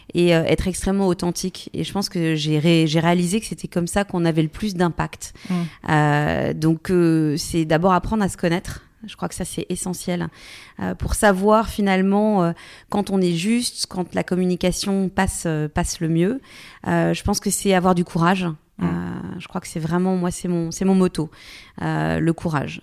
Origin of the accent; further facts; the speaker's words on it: Bourgogne-Franche-Comté, France; moved away; also born or lived in Paris / Lyon / New York; je viens finalement d'un petit village, je viens de Franche-Comté, donc j'ai reconnu beaucoup de personnalités euh, que, que j'avais pu croiser euh, pendant mon enfance